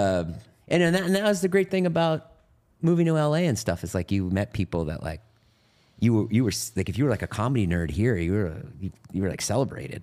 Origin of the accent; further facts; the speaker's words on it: Boston, Massachusetts, United States; I grew up in Boston in a suburb